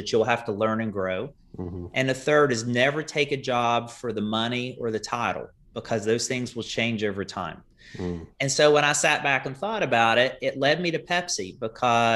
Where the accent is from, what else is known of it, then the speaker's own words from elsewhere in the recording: Kenova, West Virginia, United States; moved away as an adult; I grew up in that town of Kanawha, population 3,000, if you round up.